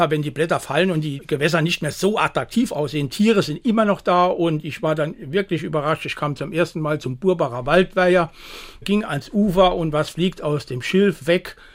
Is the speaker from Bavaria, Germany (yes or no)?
no; Neunkirchen, Saarland, Germany; Ich komme aus dem Raum Neunkirchen, aus Neunkirchen, den Itzenblitzer Weiher, äh, den Jägersburger Weiher, die kannte ich alle, den Niederwürzbacher Weiher.